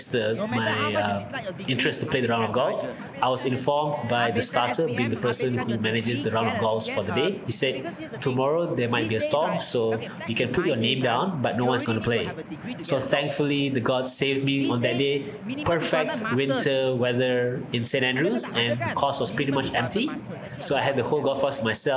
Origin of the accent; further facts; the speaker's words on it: Malaysia; as a proud Malaysian